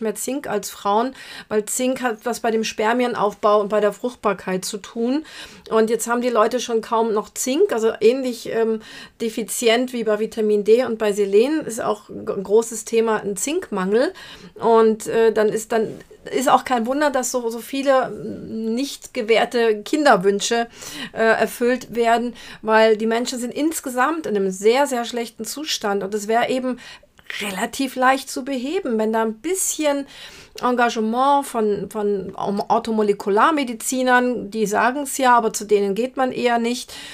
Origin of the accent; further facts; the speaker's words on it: Brazil; moved away; aus meiner Heimat Brasilien